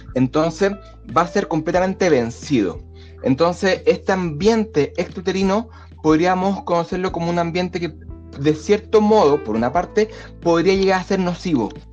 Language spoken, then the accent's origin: Spanish; Chile; yo soy chileno.